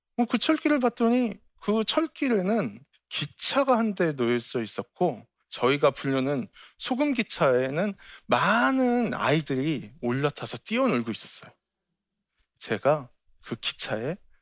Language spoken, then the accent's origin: Korean; Incheon, South Korea; 제 고향이 인천의 소래 포구예요.